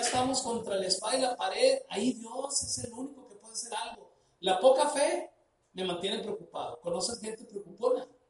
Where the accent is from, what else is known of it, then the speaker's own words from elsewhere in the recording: Sinaloa, Mexico; Somos mexicanos, se nota que somos mexicanos, somos sinaloenses, pues se nota que somos de Sinaloa